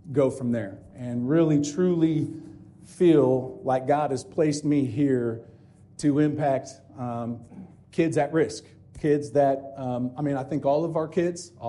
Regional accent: Bloomington, Indiana, United States; also born or lived in Ellettsville, Indiana; I'm an Ellettsville boy, born and raised in Bloomington, Indiana. Have been here all my life

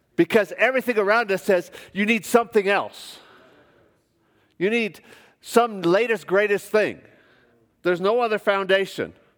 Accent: United States; moved away as an adult; also born or lived in Melbourne, Australia; I'm an American

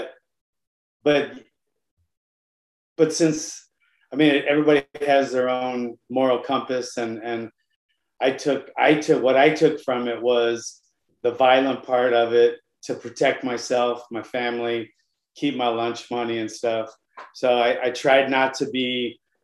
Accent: Hawaii, United States; I grew up in Hawaii. I started really young there

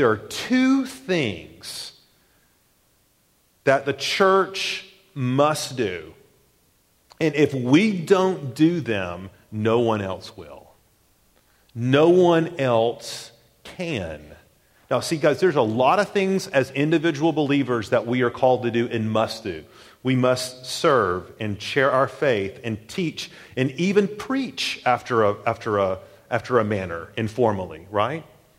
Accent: the South, United States; growing up in the South particularly, we often think of baptism as a sidebar thing.

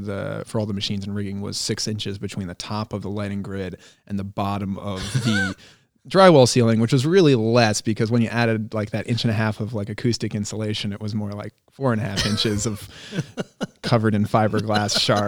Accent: Cumberland, Rhode Island, United States; That's true. I grew up in Cumberland, Rhode Island. And so I know where things are and I know where things used to be.

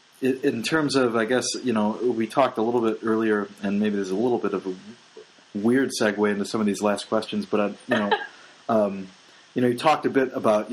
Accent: Midwest, United States; growing up in the Midwest

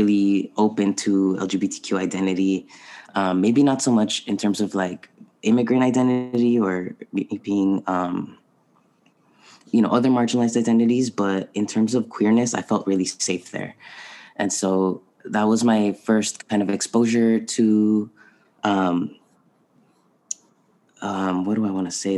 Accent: San Diego, California, United States; also born or lived in Tijuana, Mexico / Boston; I was raised in San Diego

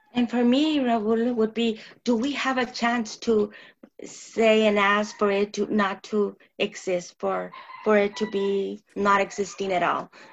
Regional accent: Tucson, Arizona, United States; surrounding barrio where I was born and my father was raised

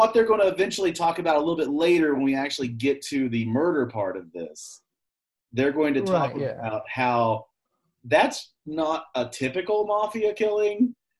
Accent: United States; I'm American.

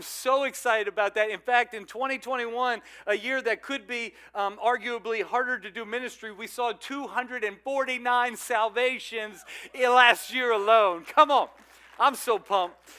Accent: South Louisiana, United States; moved away; I'm from South Louisiana

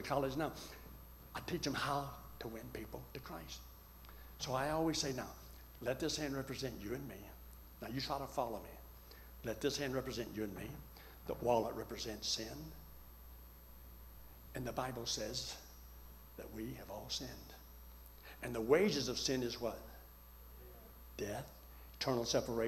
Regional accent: Colorado, United States

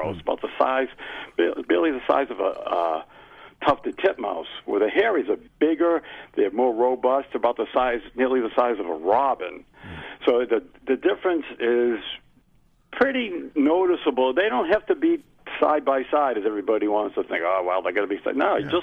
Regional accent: Massachusetts, United States; accent: Massachusetts; my Massachusetts accent

